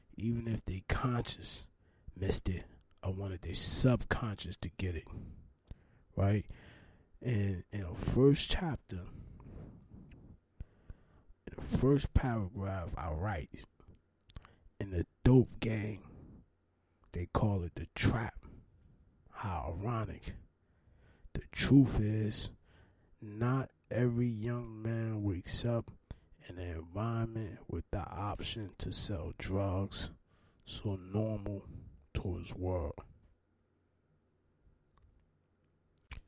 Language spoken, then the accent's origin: English; Newark, New Jersey, United States; I'm from Newark, New Jersey